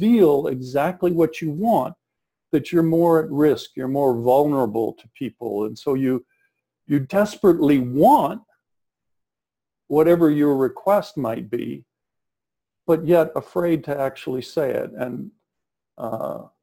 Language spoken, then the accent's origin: English; South Texas, United States; I'm from South Texas